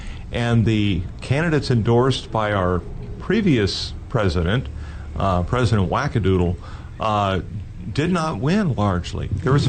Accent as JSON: {"language": "English", "region": "Southern California", "country": "United States", "tie": "born or raised there", "moved": "yes", "lives_now": "Texas, United States", "said": "the school district where I was raised in Southern California"}